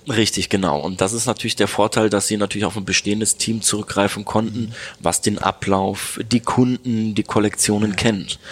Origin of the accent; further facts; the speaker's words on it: Neuss, North Rhine-Westphalia, Germany; moved away as an adult; Ich komme gebürtig aus dem schönen Neuss bei Düsseldorf